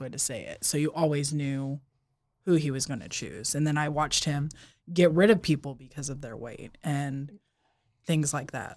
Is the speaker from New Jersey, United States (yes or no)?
no; Hemet, California, United States; Southern California